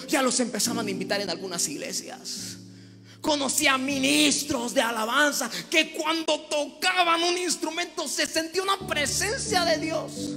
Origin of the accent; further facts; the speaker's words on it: the coast of Chiapas, Mexico; Yo vengo de la costa de Chiapas